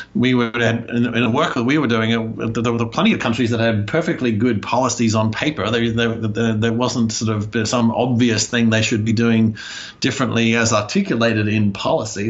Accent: Australia; moved away as an adult; also born or lived in United States; I grew up in Australia

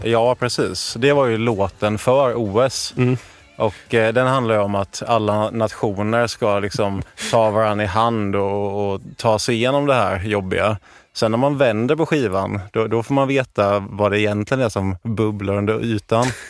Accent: Jönköping, Jönköping County, Sweden; moved away; när jag var hemma i Jönköping

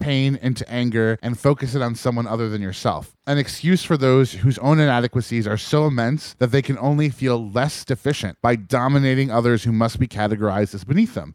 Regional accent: New York, United States; a lifelong East Coaster and New Yorker

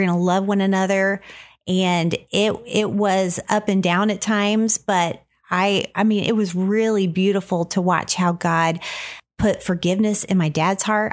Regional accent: Jefferson City, Missouri, United States; we grew up in Jefferson City, Missouri, and we are sisters

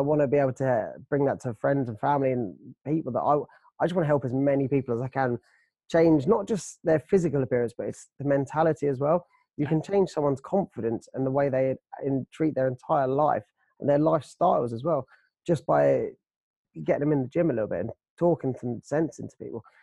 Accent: United Kingdom; we are British, but we're Brits

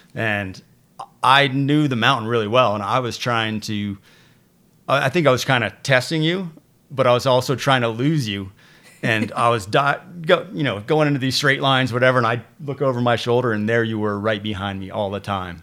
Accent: Tupper Lake, New York, United States; also born or lived in New Britain, Connecticut / Canton, New York; moved to the Adirondacks in New York State and, uh, grew up, grew up right around there, a little place called Tupper Lake

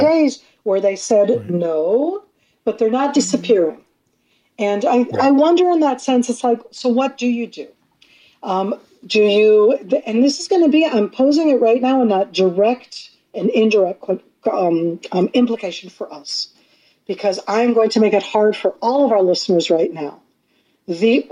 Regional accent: Israel; also born or lived in North America; I come from North America, but I've lived in Israel my whole life. My North American family, they meet like Americans

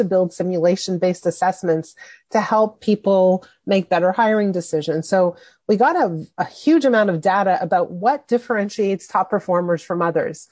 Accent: Montreal, Quebec, Canada; I was 12 years old. And I grew up in Montreal.

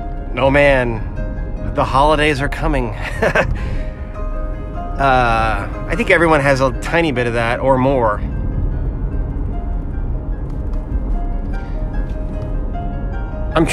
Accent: Virginia Beach, Virginia, United States; Z104, which is my hometown station

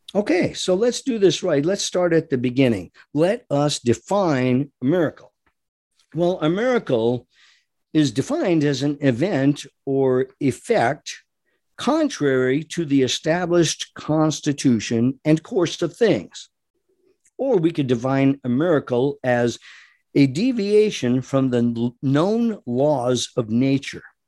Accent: Rhode Island, United States; I grew up in Rhode Island

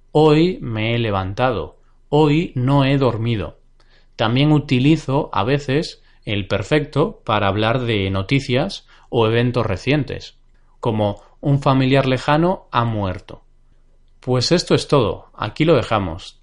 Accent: Galicia, Spain; Y justamente es mi región natal. Yo soy gallego, he nacido en Galicia.

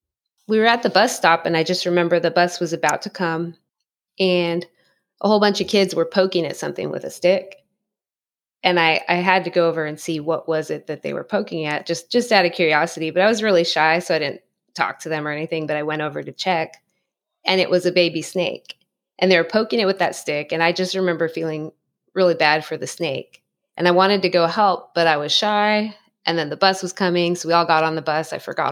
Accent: San Dimas, California, United States; I'm outside in Southern California. I grew up in San Dimas, California, Los Angeles County.

